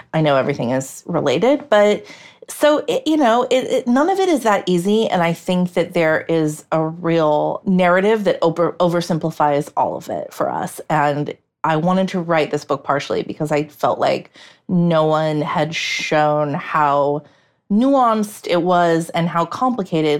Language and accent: English; United States; I, as an American